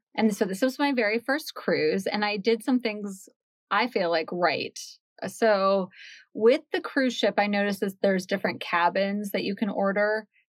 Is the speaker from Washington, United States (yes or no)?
yes; Washington, United States; Well, I grew up in Washington State.